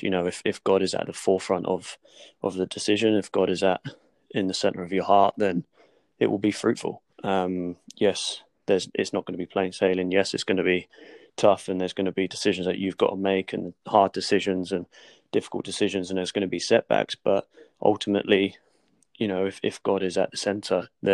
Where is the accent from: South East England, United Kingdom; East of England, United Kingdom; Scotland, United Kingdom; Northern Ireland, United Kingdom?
South East England, United Kingdom; Portsmouth; moved away as an adult; now in London, United Kingdom; I moved away from Portsmouth. I moved away from my family church that I grew up